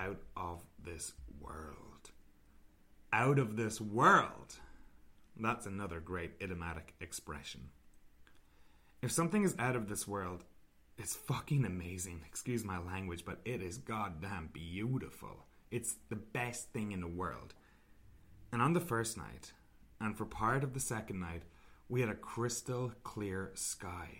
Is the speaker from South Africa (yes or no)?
no; Ireland; moved away; I'm originally from Ireland